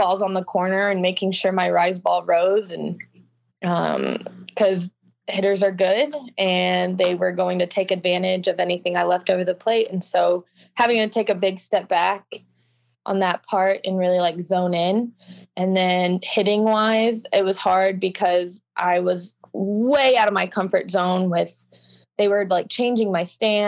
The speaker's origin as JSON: {"language": "English", "town": "Houston", "region": "Texas", "country": "United States", "said": "I'm from Houston. I live in Houston"}